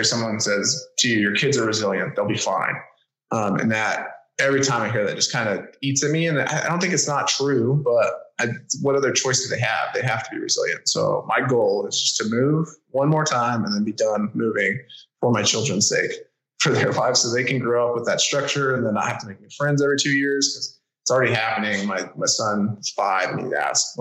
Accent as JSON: {"language": "English", "region": "New Mexico", "country": "United States", "tie": "born or raised there", "also_born_or_lived": "Pacific Northwest", "moved": "as an adult", "said": "growing up in New Mexico"}